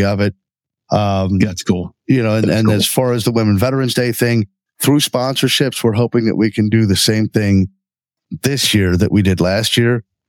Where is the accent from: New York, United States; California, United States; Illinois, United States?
California, United States; Redondo Beach; now in Lancaster, United States; I was born in Redondo Beach, California, moved out here in 1974